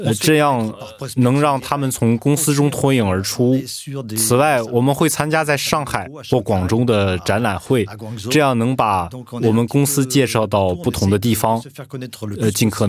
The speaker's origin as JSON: {"language": "Chinese", "country": "France", "second_language": "Chinese", "said": "我们法国人喜欢按程序做事，我们从一到二，二到三，但在中国完全不一样。"}